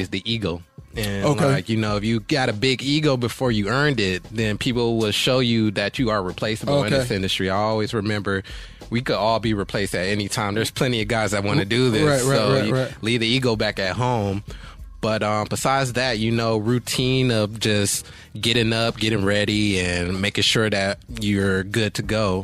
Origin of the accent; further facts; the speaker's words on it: Cleveland, Ohio, United States; now in California, United States; I'm from Cleveland. Okay, but okay. I did high school out here in Cali.